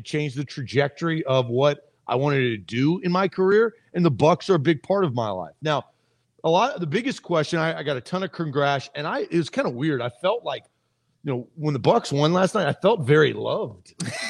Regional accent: Nashville, Tennessee, United States; I grew up living in Nashville

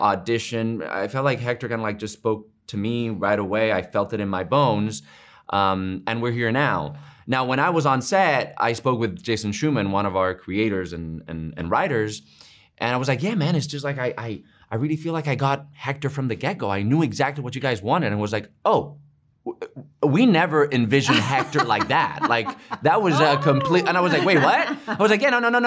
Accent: Spain; moved away; I grew up in Spain

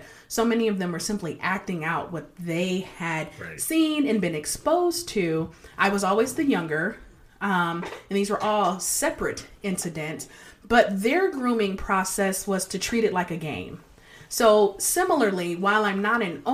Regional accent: Detroit, Michigan, United States; I grew up in Detroit and on a nice block, but there weren't a lot of kids

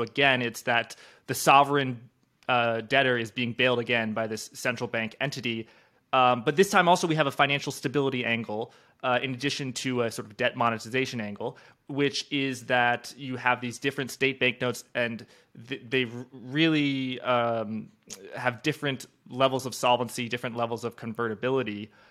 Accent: New York, United States; I go to Georgia and I buy something as a New Yorker

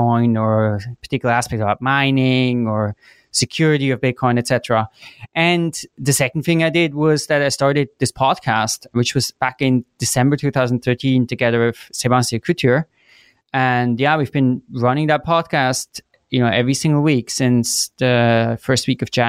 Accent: Switzerland; moved away as an adult; also born or lived in Chicago, United States; So I grew up in Switzerland, and then after high school, I went to the US for college. So I went to Chicago

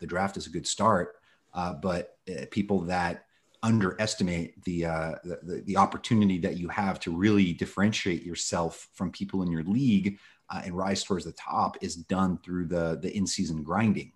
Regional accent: Los Angeles, California, United States; born or raised there; also born or lived in Moscow, Russia

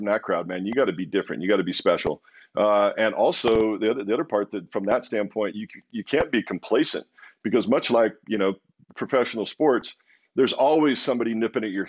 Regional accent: Walla Walla, Washington, United States; also born or lived in Pullman, Washington; so I grew up in Walla Walla, this little tiny little town, middle of nowhere.

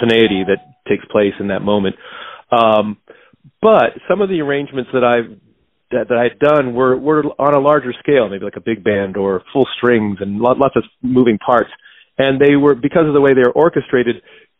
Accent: Maine, United States; I grew up in Maine

